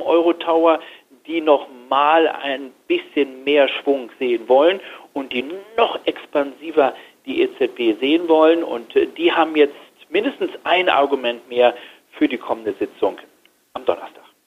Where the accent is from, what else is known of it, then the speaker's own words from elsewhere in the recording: Germany; bei uns in Deutschland